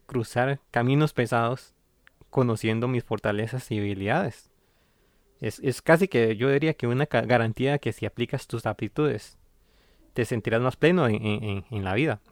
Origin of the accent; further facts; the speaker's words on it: San Ramón, Alajuela, Costa Rica; also born or lived in Tilarán, Guanacaste; crecí en San Ramón de Alajuela